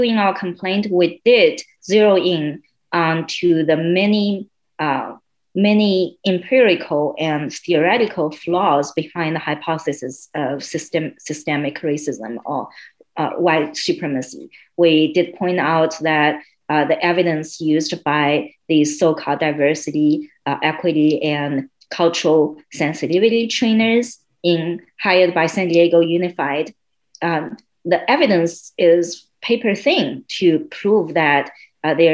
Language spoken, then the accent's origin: English; China; moved away as an adult; also born or lived in southwest China; now in Miami, United States; I spent my first 22 years in mainland China. I was born in a southeast town. We call that a town, but it's actually a city with 10 million people near Shanghai.